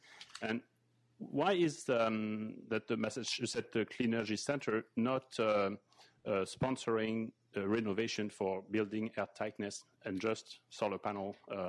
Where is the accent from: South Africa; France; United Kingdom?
France; Lyon, Auvergne-Rhône-Alpes; now in Boston, United States; Actually, I was born in Lyon, and I'm now living here in Boston